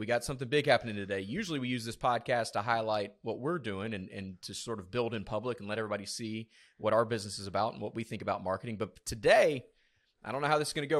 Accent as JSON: {"language": "English", "region": "South Georgia", "country": "United States", "tie": "born or raised there", "said": "I was born in South Georgia, um, in a very small town"}